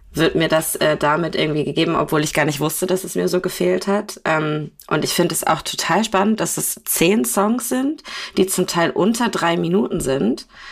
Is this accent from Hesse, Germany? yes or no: no; Kiel, Schleswig-Holstein, Germany; bei uns in Kiel